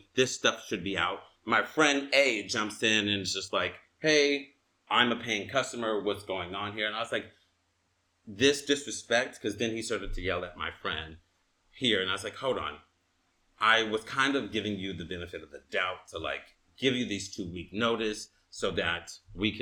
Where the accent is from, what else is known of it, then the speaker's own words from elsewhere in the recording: Inglewood, California, United States; I'm from Inglewood